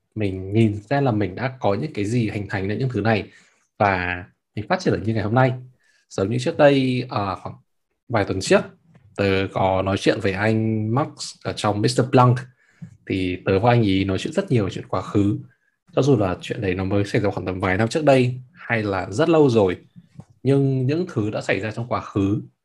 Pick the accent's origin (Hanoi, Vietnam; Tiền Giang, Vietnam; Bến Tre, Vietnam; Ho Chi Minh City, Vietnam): Hanoi, Vietnam; moved away as an adult; now in Berlin, Germany; tớ từ bỏ cái việc mà tớ ở Hà Nội